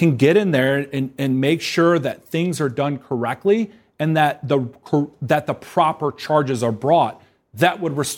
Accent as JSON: {"language": "English", "region": "Georgia", "country": "United States", "moved": "yes", "said": "I'm from Georgia."}